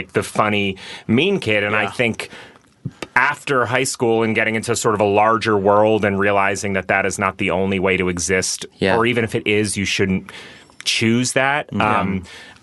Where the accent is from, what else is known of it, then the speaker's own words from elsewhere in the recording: New England, United States; I like grew up around a lot of like aggressive Irish kids in New England